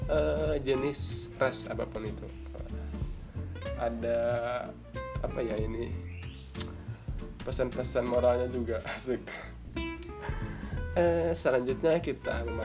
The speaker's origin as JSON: {"language": "Indonesian", "town": "Barabai", "region": "South Kalimantan", "country": "Indonesia", "said": "asal saya dari Kabupaten Hulu Sungai Tengah, Kota Barabai dan Umur saya sekarang adalah 22 tahun."}